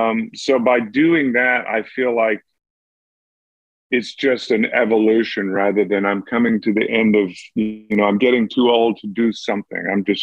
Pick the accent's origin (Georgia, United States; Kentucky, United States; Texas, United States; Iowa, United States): Georgia, United States; Well, I was raised in the Southern Baptist Church, but I think I was raised on a farm too.